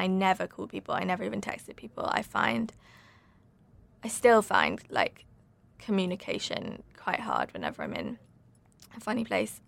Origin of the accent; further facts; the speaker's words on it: Suffolk, East of England, United Kingdom; moved away; also born or lived in London; I grew up in Suffolk